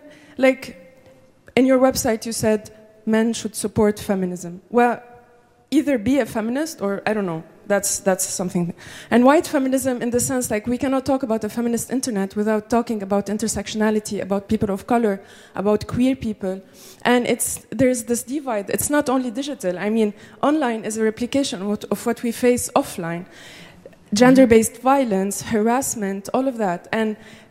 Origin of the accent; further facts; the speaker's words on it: Lebanon; I'm from Lebanon